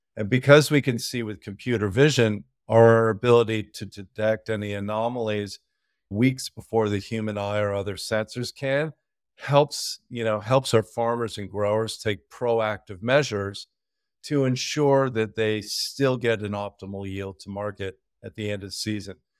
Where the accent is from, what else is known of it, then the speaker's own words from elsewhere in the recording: Peru; moved away; I grew up in South America, Peru